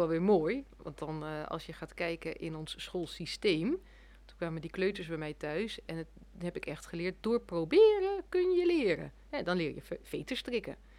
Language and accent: Dutch; Netherlands